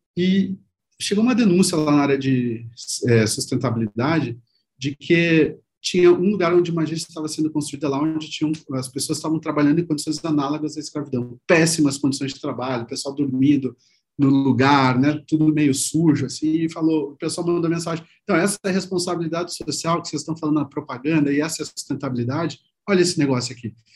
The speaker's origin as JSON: {"language": "Portuguese", "region": "Rio Grande do Sul", "country": "Brazil", "moved": "as an adult", "lives_now": "São Paulo, Brazil", "said": "pelo meu sotaque, vocês vão ver que eu comecei minha carreira lá no Rio Grande do Sul"}